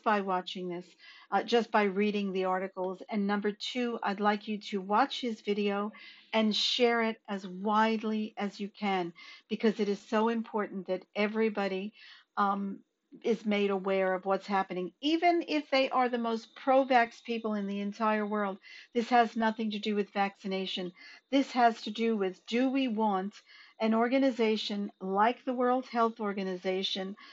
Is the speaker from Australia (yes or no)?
yes; Australia; as Australian citizens